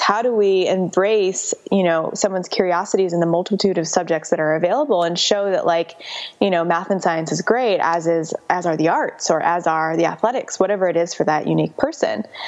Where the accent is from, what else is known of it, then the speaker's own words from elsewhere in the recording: Chicago, Illinois, United States; moved away as an adult; also born or lived in San Francisco; so I grew up in Chicago